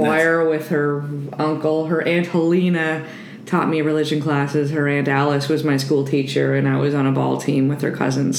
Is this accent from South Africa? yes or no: no; Cape Breton, Nova Scotia, Canada; born or raised there